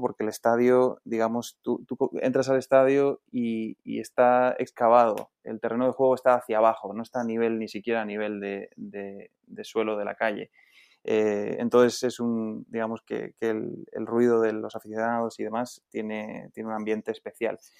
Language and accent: Spanish; Logroño, La Rioja, Spain; nací en, Logroño, que está en el norte de, España, es la capital de, La Rioja